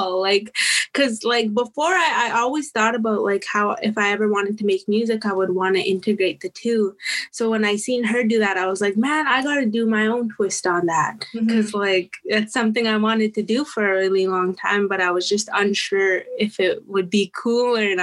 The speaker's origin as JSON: {"language": "English", "area": "Saddle Lake Cree Nation", "region": "Alberta", "country": "Canada", "said": "I come to you from the Satellite Cree Nation in Treaty 6 territory over here in Alberta, Canada"}